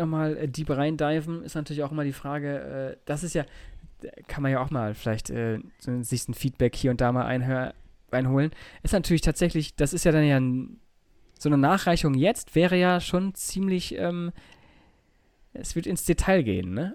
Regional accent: Germany; Bei uns in Deutschland

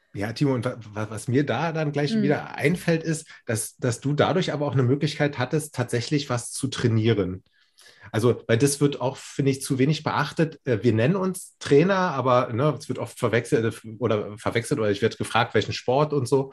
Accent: Berlin, Germany; moved away as an adult; now in Würzburg, Germany; ich fühle mich als Berliner

